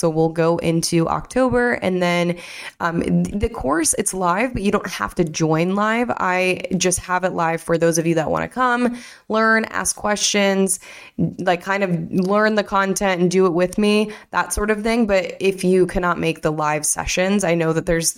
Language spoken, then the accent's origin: English; Michigan, United States; I'm from Michigan